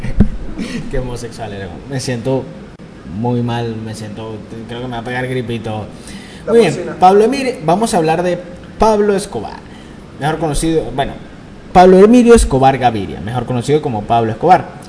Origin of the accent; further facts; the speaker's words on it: San Cristóbal, Táchira, Venezuela; nacido en mi tierra, en San Cristóbal